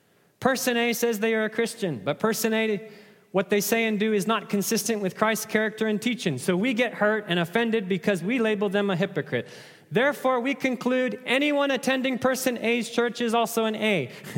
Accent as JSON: {"language": "English", "region": "Nairobi", "country": "Kenya", "tie": "born or raised there", "said": "Let me illustrate with a story from growing up in Africa, right? Those of you that watch track and field running, you know that Kenyans love to run, right? I was born in Nairobi, Kenya."}